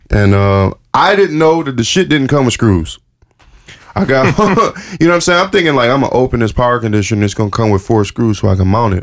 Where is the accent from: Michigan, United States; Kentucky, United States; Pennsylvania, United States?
Michigan, United States; Detroit; I'm from Detroit